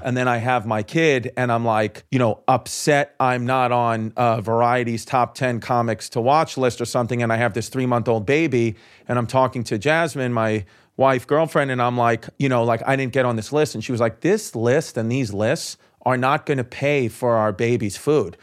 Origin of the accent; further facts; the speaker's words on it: New York City, New York, United States; I was from Brooklyn